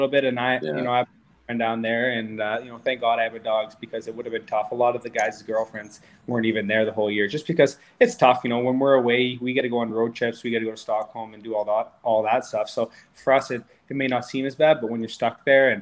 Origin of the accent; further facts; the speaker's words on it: Manitoba, Canada; moved away; also born or lived in Sweden; I grew up in Manitoba, so like cold was never really an issue.